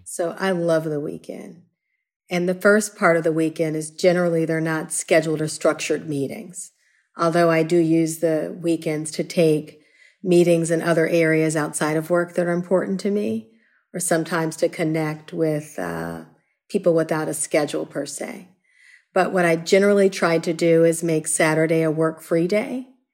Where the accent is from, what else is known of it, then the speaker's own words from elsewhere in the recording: Chicago, Illinois, United States; I grew up in the city of Chicago. Uh, I grew up in Hyde Park.